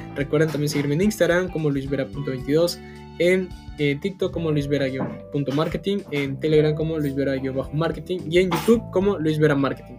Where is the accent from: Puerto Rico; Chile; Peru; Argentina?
Peru; soy de Perú